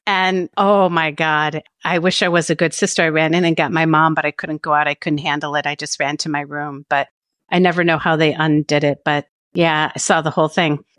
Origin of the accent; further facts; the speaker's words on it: Cleveland, Ohio, United States; that is my hometown